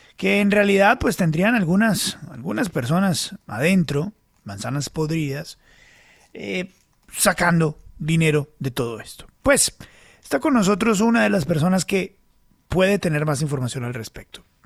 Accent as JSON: {"language": "Spanish", "country": "Colombia"}